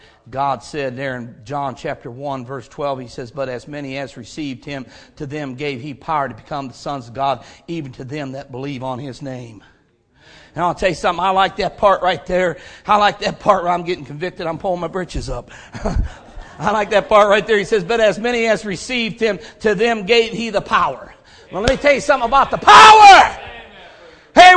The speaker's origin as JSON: {"language": "English", "town": "Stow", "region": "Ohio", "country": "United States", "tie": "born or raised there", "also_born_or_lived": "Hudson, Ohio", "said": "I was born and raised in Stowe, Ohio"}